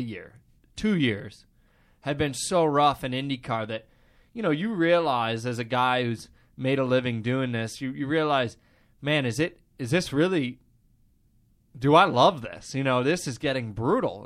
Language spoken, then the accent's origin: English; Midwest, United States; Growing up in the Midwest